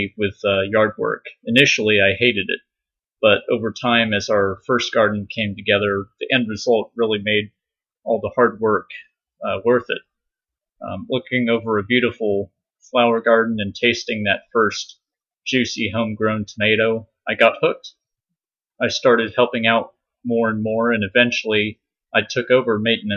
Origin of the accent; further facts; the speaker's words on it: San Diego, California, United States; moved away; also born or lived in Virginia; I was born and raised in San Diego, California.